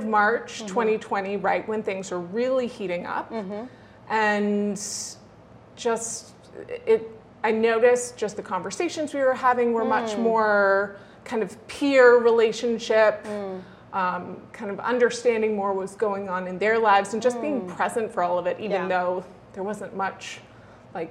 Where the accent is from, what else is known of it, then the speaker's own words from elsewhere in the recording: a little bit north of Boston, Massachusetts, United States; I grew up in Massachusetts